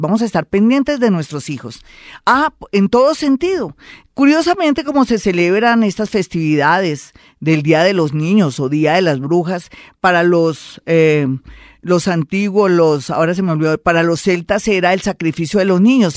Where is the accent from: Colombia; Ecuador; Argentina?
Colombia; somos unos colombianos